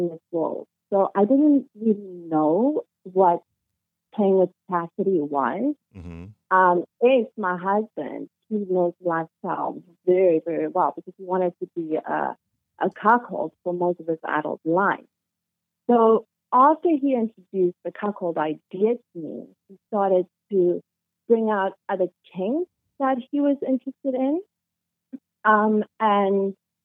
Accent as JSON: {"language": "English", "country": "South Africa", "moved": "as an adult", "lives_now": "Canada", "said": "I'm South African"}